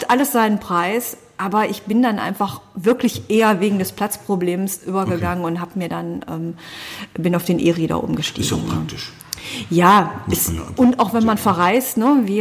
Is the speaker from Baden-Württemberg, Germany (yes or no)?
no; Essen, North Rhine-Westphalia, Germany; born there; now in Solingen, Germany; Ich bin verheiratet, bin gebürtige Essnerin und lebe aber auch schon seit 26 Jahren ähm, mindestens in Solingen und fühle mich einfach auch als Solingerin.